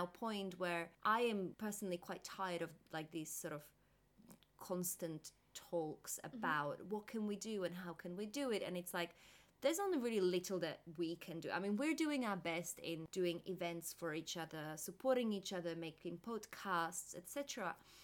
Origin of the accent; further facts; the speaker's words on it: Slovakia; I'm from Slovakia